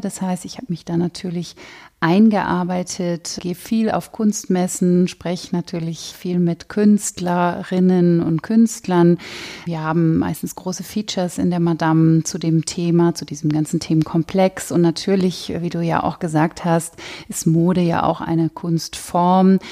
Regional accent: Cloppenburg, Lower Saxony, Germany; moved away; also born or lived in near Bremen; in Kloppenburg, wo ich aufgewachsen bin

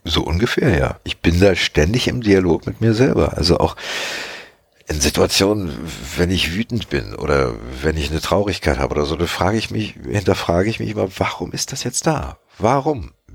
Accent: Magdeburg, Saxony-Anhalt, Germany; Ich bin ja in Magdeburg geboren und da reden die ja so

